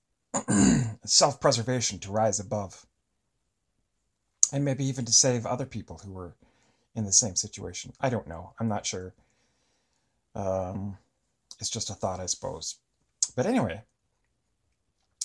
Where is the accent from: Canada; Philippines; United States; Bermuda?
Canada; Eastern Canada; I grew up in Eastern Canada